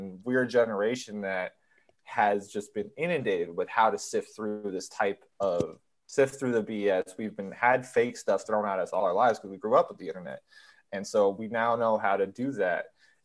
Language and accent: English; San Francisco, California, United States; I'm from San Francisco